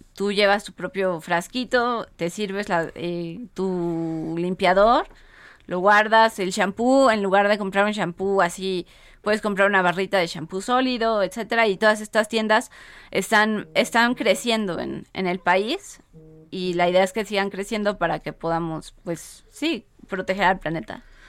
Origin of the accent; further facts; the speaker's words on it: Mexico; como mexicanos